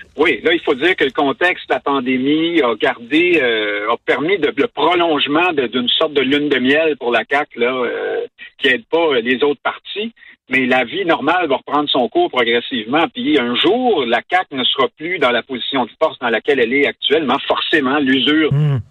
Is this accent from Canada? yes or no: yes; Quebec, Canada